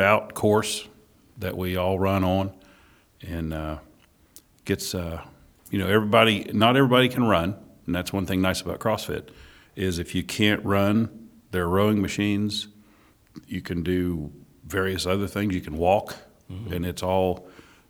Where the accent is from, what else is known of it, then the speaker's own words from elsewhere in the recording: Ohio, United States; moved away as an adult; now in Wilmington, United States; I was born and raised in Ohio, moved to Wilmington about 20 years ago.